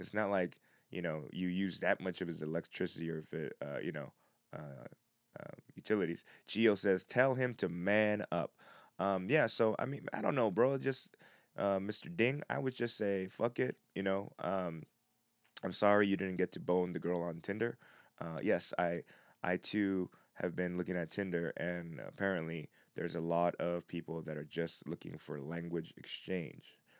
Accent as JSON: {"language": "English", "country": "United States", "moved": "yes", "said": "I'm from the States"}